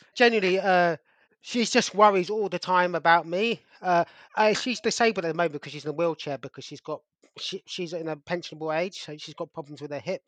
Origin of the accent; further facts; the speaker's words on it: London, United Kingdom; growing up in Wimbledon